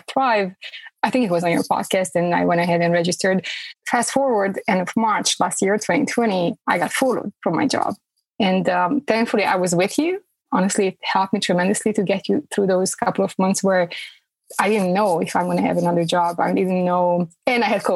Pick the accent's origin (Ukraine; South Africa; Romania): Romania; moved away as an adult; now in Fayetteville, United States; Originally, I'm from Romania.